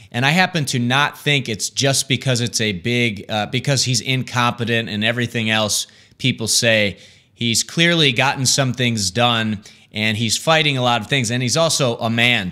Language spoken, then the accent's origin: English; Michigan, United States; my home state of Michigan